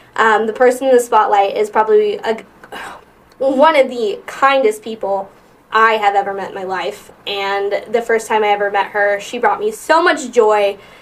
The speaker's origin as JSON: {"language": "English", "region": "Midwest", "country": "United States", "lives_now": "Omaha, United States", "said": "I'm from the Midwest, so um, and like the deep Midwest"}